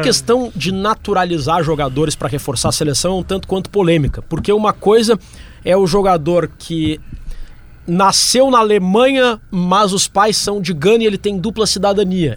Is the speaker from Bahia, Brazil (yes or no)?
no; Porto Alegre, Rio Grande do Sul, Brazil; Eu sou gaúcho de Porto Alegre